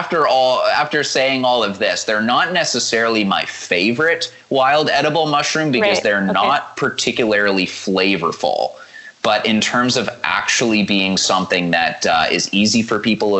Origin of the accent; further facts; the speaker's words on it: Hamilton, Ontario, Canada; where I grew up in Hamilton